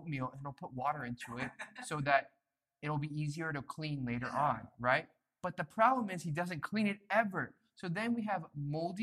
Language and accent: English; United States; now in South Korea; We're all from the States